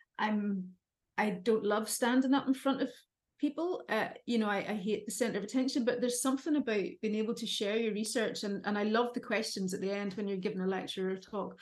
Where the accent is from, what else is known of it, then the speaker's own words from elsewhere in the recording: Derry, Northern Ireland, United Kingdom; moved away as an adult; also born or lived in Dublin, Ireland / Aberdeen, Scotland; I grew up in Derry City in the north of Ireland